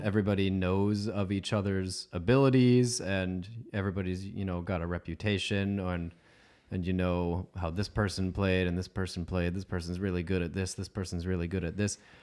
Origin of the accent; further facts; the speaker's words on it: Sunnyvale, California, United States; moved away; I was born at Stanford, um, and I grew up in Sunnyvale on Los Altos, kind of around Palo Alto.